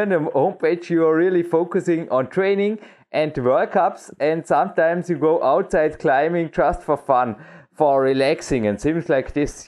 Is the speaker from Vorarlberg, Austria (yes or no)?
yes; Dornbirn, Vorarlberg, Austria; English is a second language; We have one of the biggest walls in Austria right here in my hometown